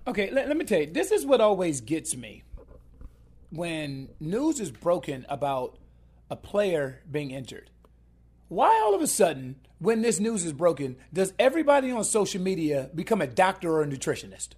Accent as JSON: {"language": "English", "town": "Columbus", "region": "Ohio", "country": "United States", "said": "I'm, I'm from Columbus, Ohio."}